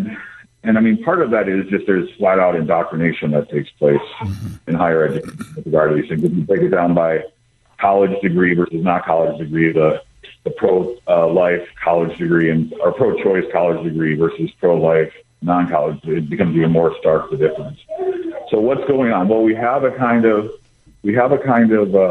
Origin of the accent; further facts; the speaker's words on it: Wisconsin, United States; moved away; I grew up in Wisconsin